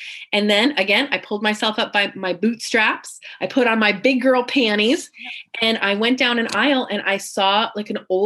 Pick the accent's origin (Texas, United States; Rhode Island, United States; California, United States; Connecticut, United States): California, United States; Central; moved away as an adult; now in San Diego, United States; I was born in Central California, so about 5 hours away in the mountains